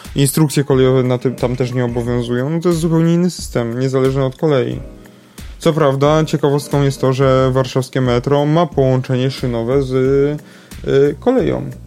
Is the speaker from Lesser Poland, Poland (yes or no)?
yes; Kraków, Lesser Poland, Poland; my to krakusy jesteśmy